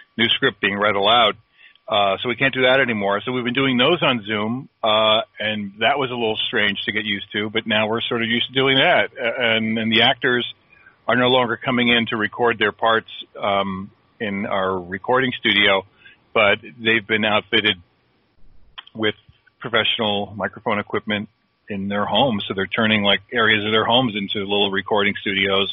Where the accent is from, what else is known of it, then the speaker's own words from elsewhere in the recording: South Plainfield, New Jersey, United States; I grew up in South Plainfield, New Jersey, which is in Middlesex County